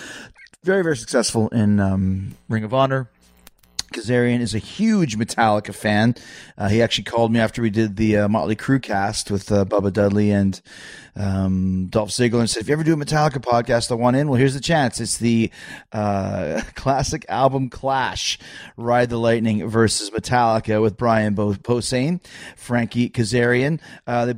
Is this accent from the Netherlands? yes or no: no; Winnipeg, Manitoba, Canada; when I grew up in Winnipeg